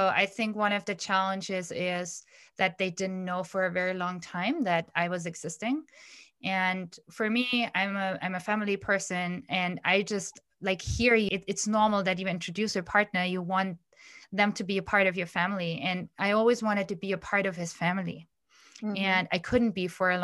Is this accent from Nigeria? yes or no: no; India; moved away as an adult; now in Germany; whenever we arrive in Delhi at the airport, it feels like, you know, chains fall off of my arms and legs because I don't have to be so organized, like the environment that I grew up in.